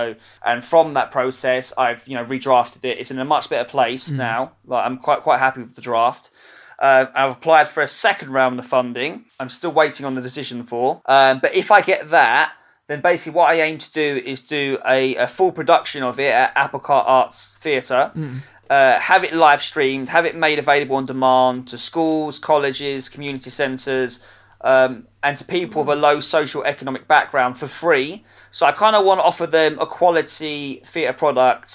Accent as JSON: {"language": "English", "town": "Romford", "region": "East of England", "country": "United Kingdom", "said": "I'm originally from Romford in Essex"}